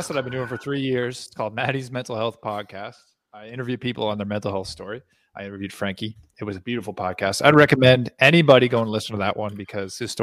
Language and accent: English; Prince Edward Island, Canada; I'm not even from Nova Scotia, but here I am. I'm from Prince Edward Island, the place beside there